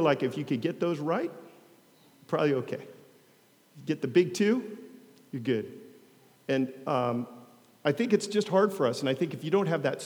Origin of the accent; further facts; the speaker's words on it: United States; now in Long Beach, United States; I'm an American